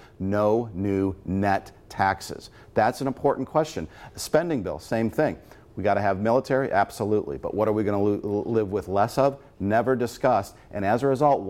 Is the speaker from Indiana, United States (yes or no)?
yes; Lake County, Northwest Indiana, United States; I'm from Northwest Indiana originally